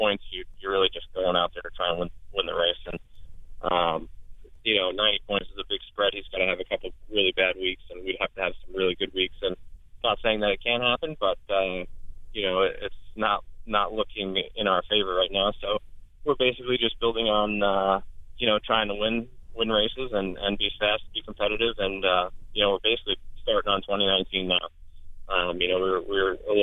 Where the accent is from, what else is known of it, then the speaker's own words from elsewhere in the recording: New York, United States; I'm from New York